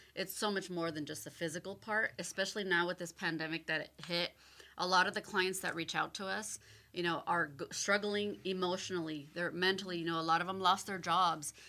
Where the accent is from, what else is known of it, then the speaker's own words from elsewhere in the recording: Oceanside, California, United States; I'm born and raised in Oceanside